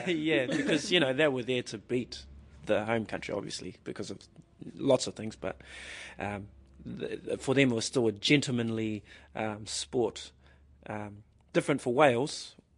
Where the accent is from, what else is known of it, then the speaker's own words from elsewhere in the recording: New Zealand; as a New Zealander who played rugby growing up